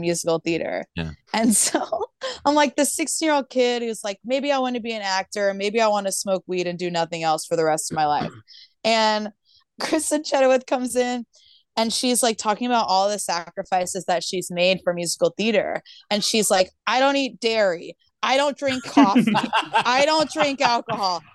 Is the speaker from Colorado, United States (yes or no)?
no; Tulsa, Oklahoma, United States; moved away; I grew up in Oklahoma